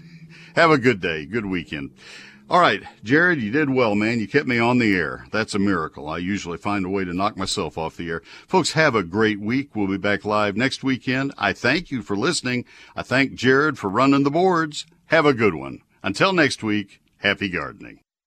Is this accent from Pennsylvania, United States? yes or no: no; College Station, Texas, United States; College Station, my hometown, my other hometown where I grew up.